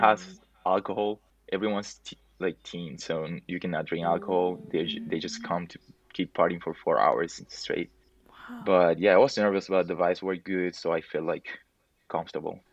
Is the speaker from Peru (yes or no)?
yes; Peru; I'm from Peru